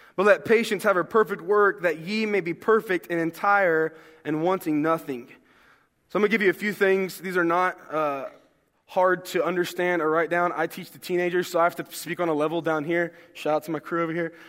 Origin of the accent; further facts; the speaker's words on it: the South, United States; I'm from the South